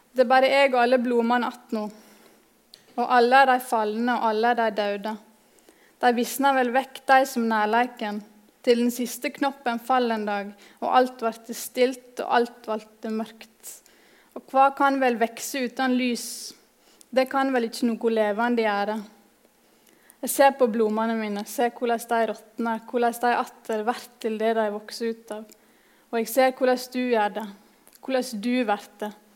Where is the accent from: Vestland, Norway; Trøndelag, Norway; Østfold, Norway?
Vestland, Norway; Nordfjordeid; kommer jeg fra Nordfjordeid i Sogn og Fjordane